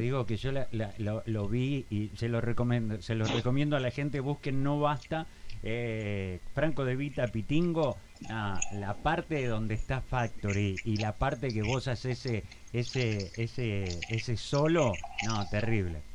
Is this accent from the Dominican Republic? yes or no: no; Argentina; also born or lived in Spain; obviamente soy argentino hasta la médula, pero creo que mi segunda casa es España porque, bueno, la verdad viví, ocho años de mi vida